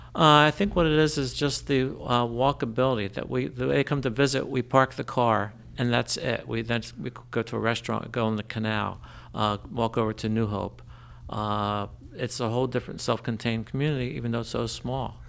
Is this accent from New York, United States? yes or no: no; Trenton, New Jersey, United States; now in Lambertville, United States; I grew up in Trenton.